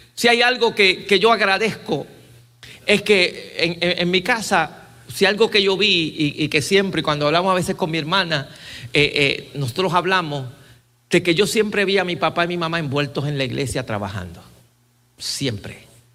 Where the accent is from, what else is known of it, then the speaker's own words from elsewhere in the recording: Puerto Rico; now in Columbia, United States; mi país